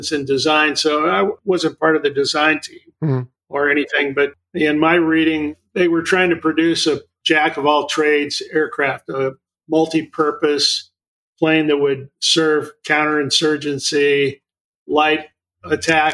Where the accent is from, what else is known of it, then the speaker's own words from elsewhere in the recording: Malibu, California, United States; also born or lived in Santa Cruz, California / Oregon; I'm a California kid. I grew up mostly in Malibu and graduated from Santa Cruz High School.